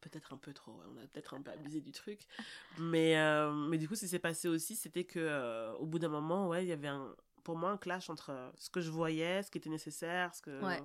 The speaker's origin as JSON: {"language": "French", "town": "Brussels", "region": "Brussels-Capital Region", "country": "Belgium", "tie": "born or raised there", "also_born_or_lived": "Anderlecht / Forest", "lives_now": "Drogenbos, Belgium", "said": "je suis une bruxelloise pure jus. Euh, je suis née à 1000 Bruxelles à l'hôpital Saint-Jean, à Rogier, donc vraiment euh, voilà. Ensuite j'ai grandi en Derlecht"}